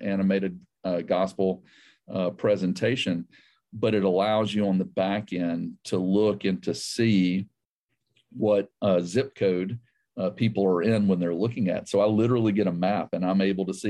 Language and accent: English; the South, United States; also born or lived in South Asia / Georgia; I grew up in the South.